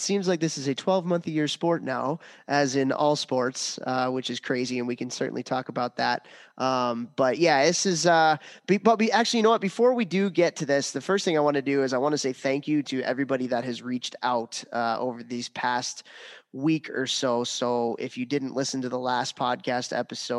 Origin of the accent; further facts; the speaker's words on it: Chicago, Illinois, United States; moved away; I grew up in Chicago. All my family is out here